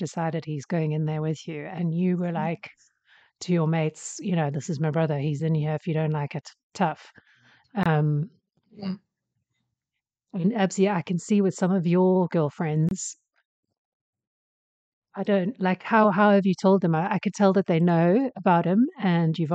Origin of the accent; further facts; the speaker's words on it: South Africa; moved away; I grew up in South Africa